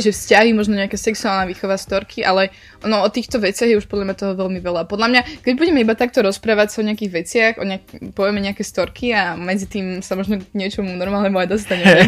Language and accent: Slovak; Slovakia; accent: Slovak; moved away as an adult; now in Netherlands; aby som sa narodila na Slovensku a tam zostala celý život